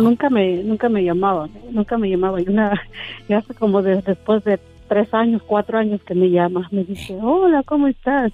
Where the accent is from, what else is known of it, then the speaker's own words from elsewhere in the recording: Hidalgo, Mexico; De Hidalgo